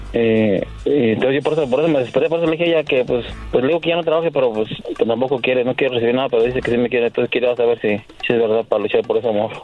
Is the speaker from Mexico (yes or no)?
yes; Querétaro, Mexico; Yo soy de Querétaro